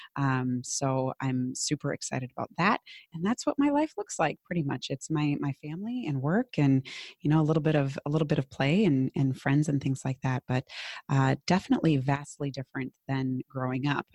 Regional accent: Minnesota, United States; accent: Minnesotan; my very Minnesotan accent.

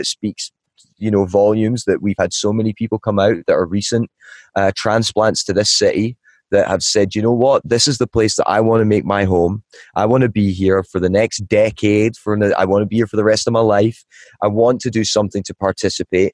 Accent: Ballachulish, Scotland, United Kingdom; moved away as an adult; also born or lived in Asia; now in Los Angeles, United States; I'm from a small village in the mountains of Scotland called Ballyhoolish. It's got about 300 people in it. I was born and raised there.

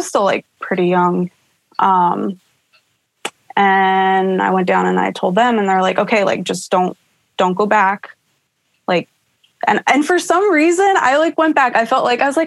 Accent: Pennsylvania, United States; Drove back to, my home state of Pennsylvania.

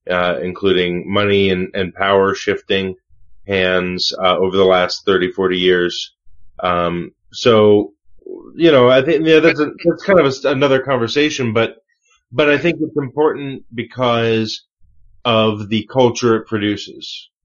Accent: United States; as an American in America

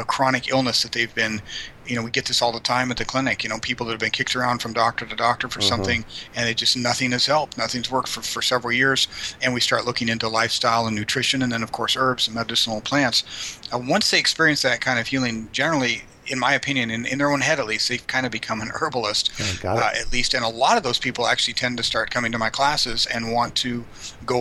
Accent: Colorado, United States; moved away as an adult; now in San Antonio, United States; I'm from Colorado originally

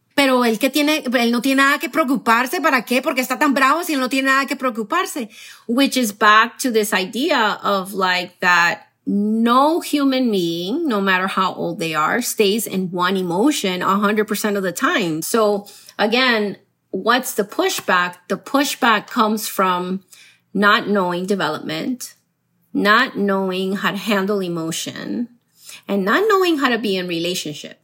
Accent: Miami, Florida, United States; also born or lived in Colombia; I grew up in Miami, so I'm also a Miami girl

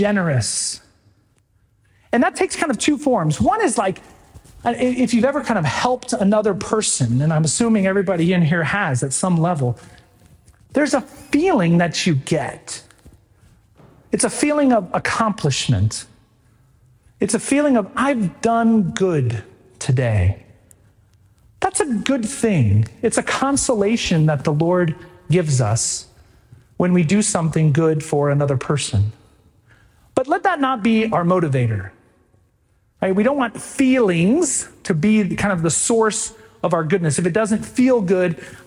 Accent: right outside of Houston, Texas, United States; now in Stillwater, United States; I grew up right outside of Houston, Texas.

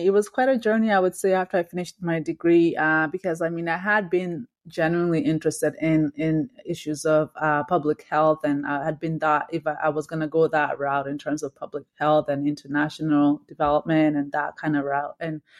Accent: Victoria, British Columbia, Canada; So I grew up in Victoria, and then when I moved to Toronto for school, I had to study at U of T.

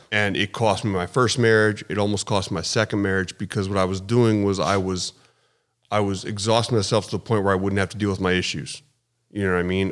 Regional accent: Charlotte, North Carolina, United States; born or raised there; moved away; also born or lived in Philadelphia, Pennsylvania / New Mexico / upstate New York

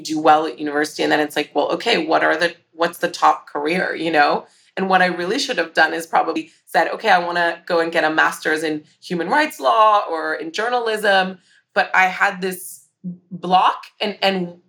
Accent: Hong Kong; growing up in Hong Kong

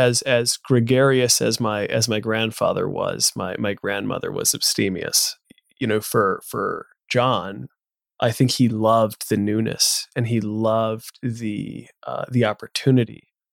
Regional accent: United States; or I grew up in the United States, of where my pride was grounded

